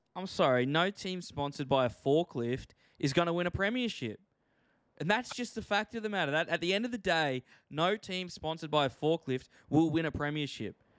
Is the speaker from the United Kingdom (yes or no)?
no; Queensland, Australia; I'm from Queensland